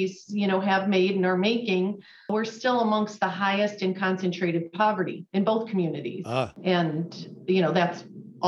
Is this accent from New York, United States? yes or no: yes; Rochester, New York, United States; moved away as an adult; also born or lived in Fredonia, New York; now in Buffalo, United States; I'm not from Buffalo. I grew up in the Rochester area, and I came here to go to graduate school at UB